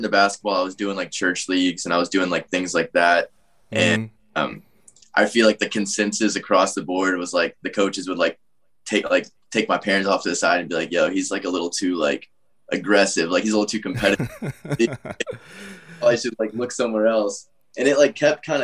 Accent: Atlanta, Georgia, United States; I grew up in, like, the suburbs of Atlanta

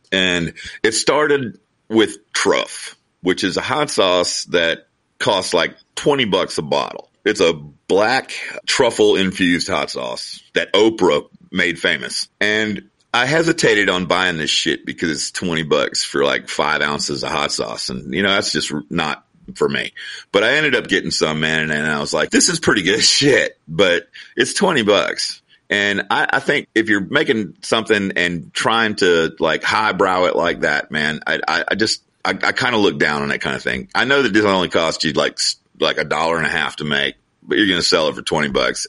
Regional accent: Georgia, United States; we're from Georgia

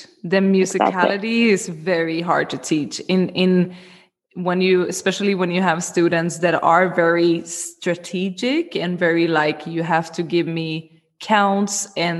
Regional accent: Sweden; moved away; I come from Sweden originally

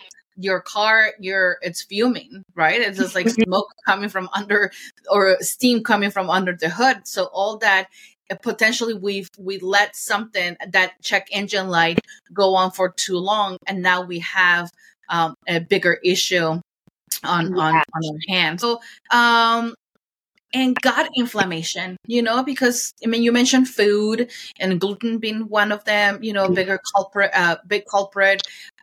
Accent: Mexico City, Mexico; moved away; I grew up in Mexico City and we're really big on corn

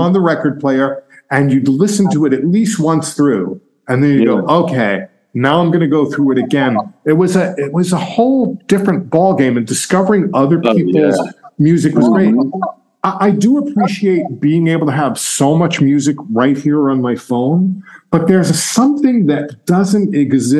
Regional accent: Massapequa, New York, United States; I grew up in Massapequa, okay, out on Long Island

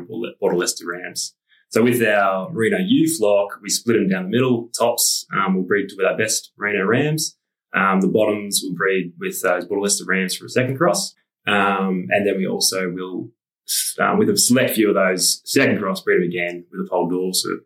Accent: Avenel, Victoria, Australia; I grew up in Oni Avenel near Seymour in Victoria on a family farm

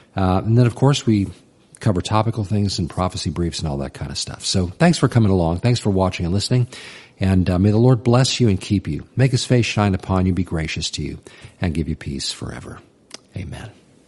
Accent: United States; even as an American

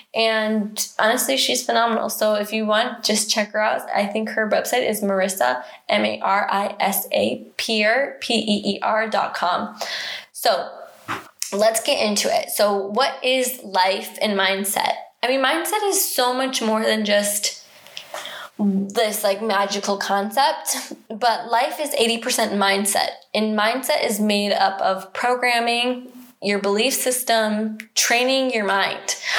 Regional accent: United States; I'm American

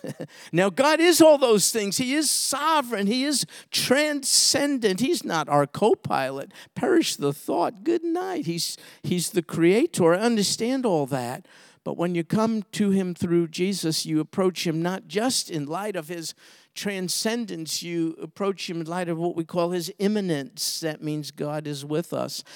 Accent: New York City, New York, United States; I grew up in Brooklyn, New York

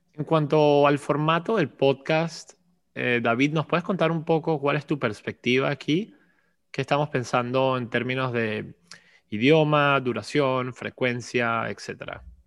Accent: Caracas, Capital District, Venezuela; also born or lived in China / New York; now in Philadelphia, United States; crecí en Caracas, Venezuela también

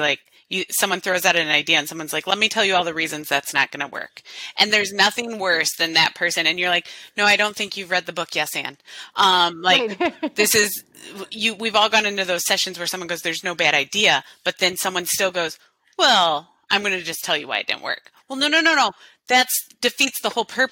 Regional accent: Illinois, United States; moved away; also born or lived in Las Vegas; I grew up in Illinois

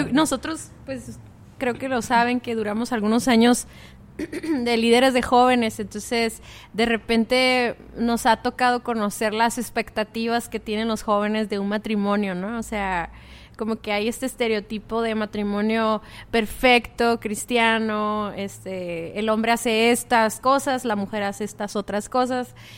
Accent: Mexicali, Baja California, Mexico; nosotros venimos de Mexicali

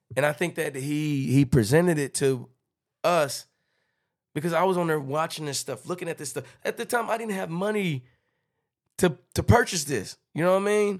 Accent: Texarkana, United States; I'm from Texas-Canada

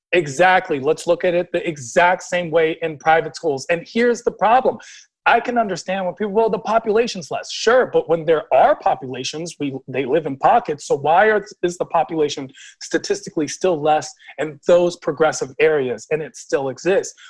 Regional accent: Washington, District of Columbia, United States; I'm from Washington, D.C., and I'm definitely a very D.C. person.

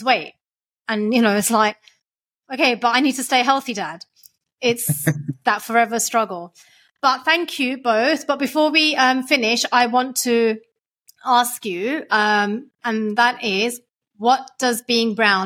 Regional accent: London, United Kingdom; I am a Londoner, like through and through

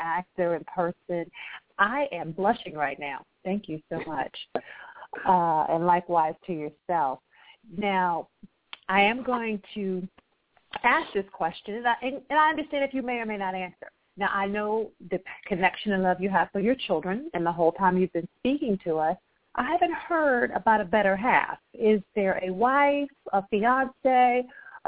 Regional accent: Akron, Ohio, United States; I was born and raised in Akron, Ohio.

